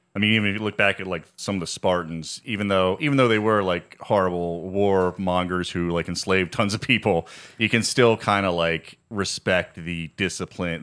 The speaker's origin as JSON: {"language": "English", "region": "Virginia", "country": "United States", "said": "In Virginia, we literally, like, read Bible stories in class"}